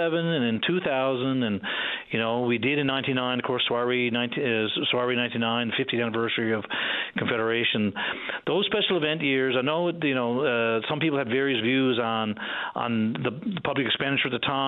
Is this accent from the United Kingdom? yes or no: no; Stephenville, Newfoundland and Labrador, Canada; moved away; also born or lived in Trepassey; I'm originally from Stephenville, and so I was born and raised in Stephenville.